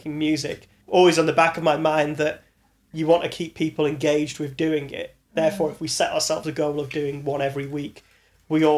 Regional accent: Manchester, North West England, United Kingdom; moved away as an adult; also born or lived in Birkenhead; now in London, United Kingdom; I actually moved to Manchester as a kid. I was like 9 when I moved

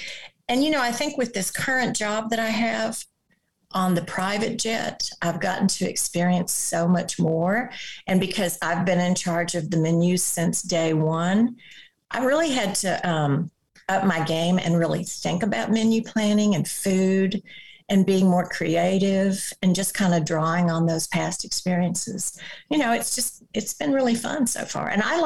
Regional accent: the South, United States; also born or lived in overseas; And then, of course, I'm from the South and my grandmother and several of my aunts and cousins are wonderful cooks.

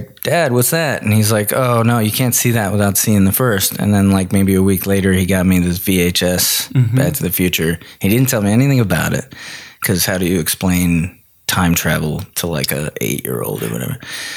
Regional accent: Elkins Park, Pennsylvania, United States; I grew up in Philly, well, a little town outside of Philly called Elkins Park, PA, but close enough.

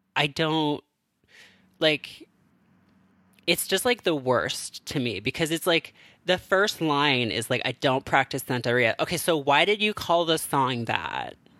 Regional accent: Canada; now in United States; being a Canadian who lives in America

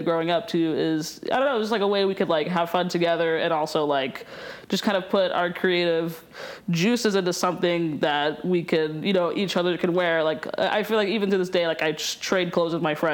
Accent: Chattanooga, Tennessee, United States; moved away as an adult; also born or lived in Chicago; now in Helena, United States; growing up in Chattanooga

